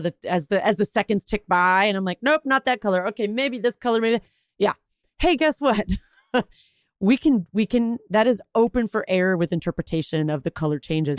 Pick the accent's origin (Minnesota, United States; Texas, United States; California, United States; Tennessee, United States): Texas, United States; I'm Texan